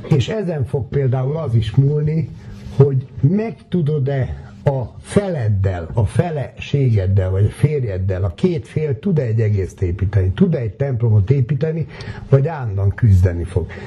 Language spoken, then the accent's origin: Hungarian; Hungary